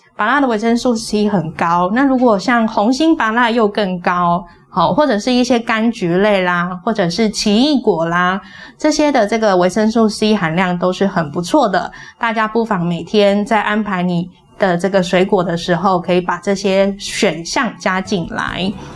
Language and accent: Chinese; Taiwan; 我们台湾人